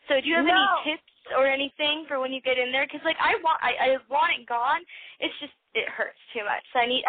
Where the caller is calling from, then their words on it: Las Vegas, Nevada, United States; I am 23 from Las Vegas.